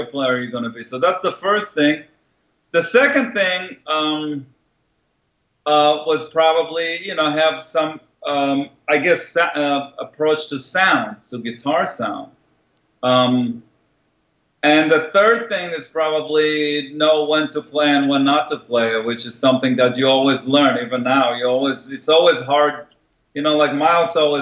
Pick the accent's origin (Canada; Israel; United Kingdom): Israel; moved away; I grew up in Israel